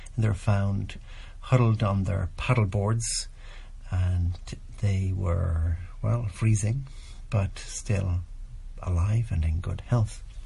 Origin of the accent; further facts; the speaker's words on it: Ireland; here in my home country and here in Ireland